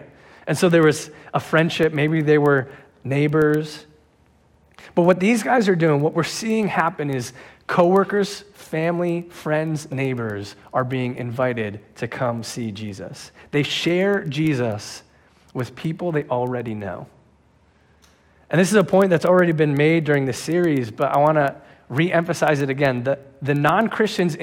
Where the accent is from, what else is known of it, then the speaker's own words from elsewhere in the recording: New Jersey, United States; now in Pennsylvania, United States; I'm from New Jersey